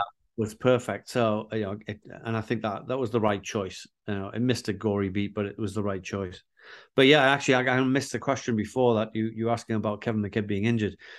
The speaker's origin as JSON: {"language": "English", "town": "Newcastle upon Tyne", "region": "North East England", "country": "United Kingdom", "tie": "born or raised there", "said": "growing up in Newcastle"}